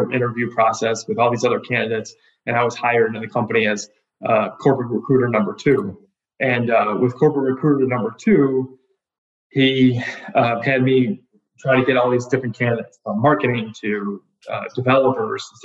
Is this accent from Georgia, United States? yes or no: no; Wilmette, Illinois, United States; grew up in the North Shore part of Chicago. So actually grew up in a small town called Wilmette